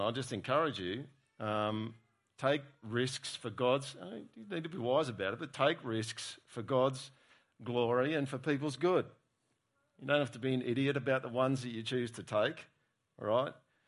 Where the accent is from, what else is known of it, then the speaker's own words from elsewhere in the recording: Australia; as an Australian